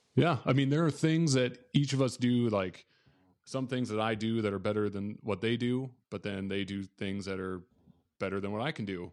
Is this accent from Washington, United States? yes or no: no; Southwest Minnesota, United States; I grew up in Southwest Minnesota, a tiny town of about twelve hundred people